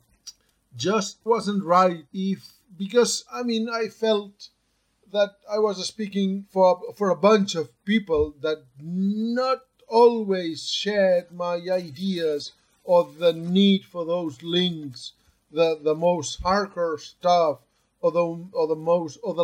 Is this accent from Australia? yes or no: no; Barcelona, Catalonia, Spain; I'm from Barcelona, and I've spent almost my working life at the ICGC, which is the mapping agency of Catalonia